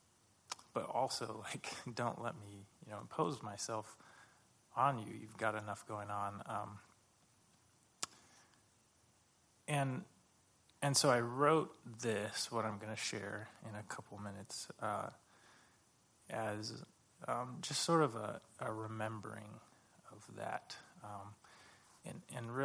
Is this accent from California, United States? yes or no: yes; California, United States; moved away as an adult; I grew up in California, and we moved here about almost 2 years ago.